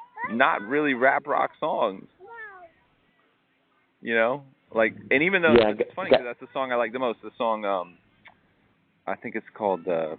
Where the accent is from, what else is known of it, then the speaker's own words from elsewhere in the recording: Tampa, Florida, United States; that time of me growing up in Ybor City and the financial problems and all that stuff.